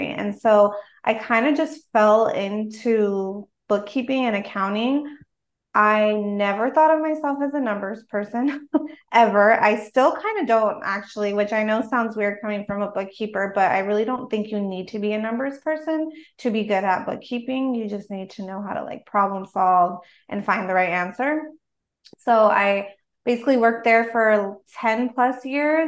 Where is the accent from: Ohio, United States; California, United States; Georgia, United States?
California, United States; Los Angeles; also born or lived in South Bay, California; I grew up in a small, like, I guess you could call it a suburb of Los Angeles, on the west side of Los Angeles